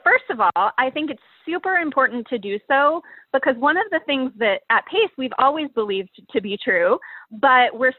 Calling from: Annapolis, Maryland, United States; I am joining you from Annapolis, Maryland, which is where I live and where our office is headquartered for the time being.

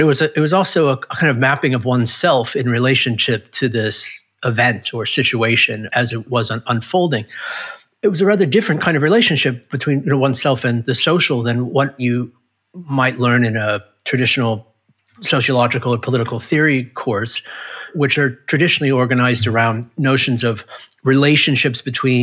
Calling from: San Diego, California, United States; I'm in San Diego, California, which is near America. This is where I waited out the pandemic, bunkered down.

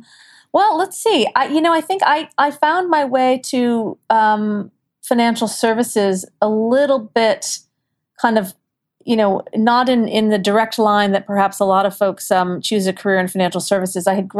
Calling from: New York, United States; I am in Lower Manhattan.

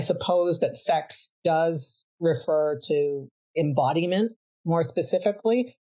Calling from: Vancouver, British Columbia, Canada; I am joining you from Vancouver, Canada, the unceded territory of the Musqueam, Tsleil-Waututh, and Kwikutlam nations.

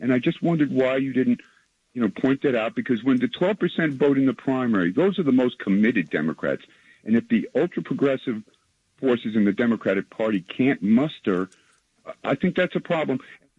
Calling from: Westchester, New York, United States; It's … in Westchester.

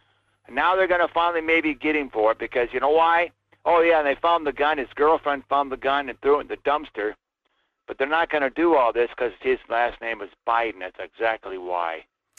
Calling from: Fairbanks, Alaska, United States; Hi, Michael. … from Fairbanks.

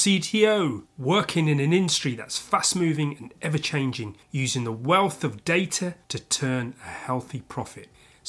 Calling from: London, United Kingdom

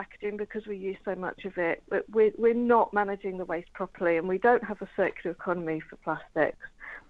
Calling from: East of England, United Kingdom; I'm actually calling from Norfolk, and it's a lovely sunny day this morning.

